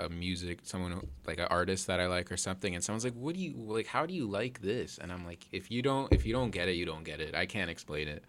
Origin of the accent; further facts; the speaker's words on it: Toronto, Ontario, Canada; I'm from Toronto